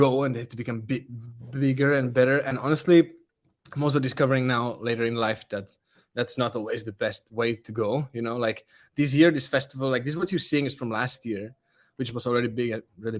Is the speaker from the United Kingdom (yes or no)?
no; Czechia; English is a second language; I'm from Czech. I speak Czech.